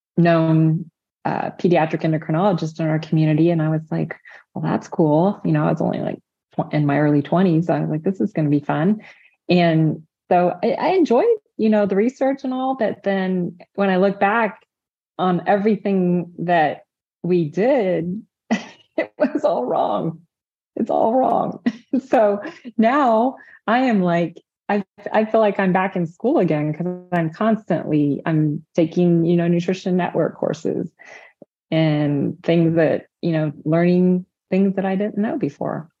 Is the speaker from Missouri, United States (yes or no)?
no; Indiana, United States; I'm from the Hoosier State, Indiana